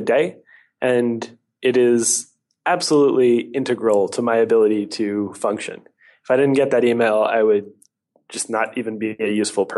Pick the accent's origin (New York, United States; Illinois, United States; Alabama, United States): Alabama, United States; now in Oakland, United States; I grew up in Alabama. Such a novelty on the West Coast.